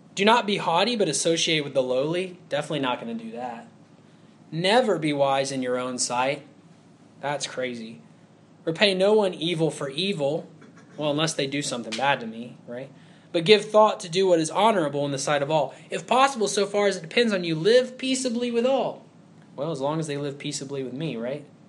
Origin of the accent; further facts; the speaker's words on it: Huntsville, Alabama, United States; I grew up in Huntsville, Alabama, and there's a bunch of engineers there.